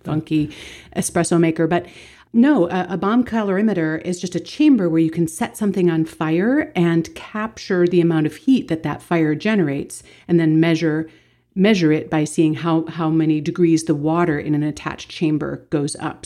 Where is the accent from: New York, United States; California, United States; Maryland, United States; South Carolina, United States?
Maryland, United States; Baltimore; my hometown in Baltimore